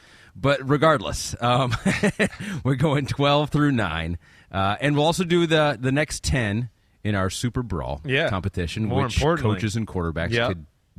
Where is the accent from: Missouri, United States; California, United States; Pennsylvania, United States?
California, United States; Vallejo; I grew up in Vallejo, California.